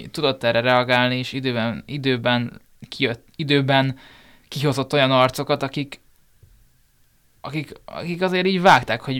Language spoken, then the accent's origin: Hungarian; provincial Hungary, Hungary; lehet azért, mert vidéki vagyok